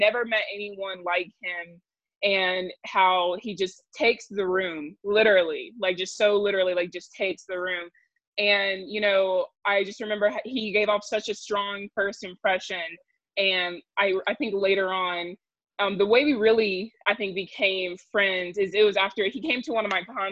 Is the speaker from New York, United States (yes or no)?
no; Augusta, Georgia, United States; moved away as an adult; now in Albuquerque, United States; I am originally from Augusta, Georgia, where I attended Davidson Fine Arts Magnet High School there